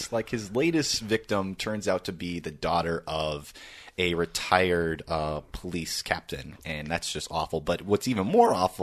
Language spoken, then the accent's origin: English; United States; being an American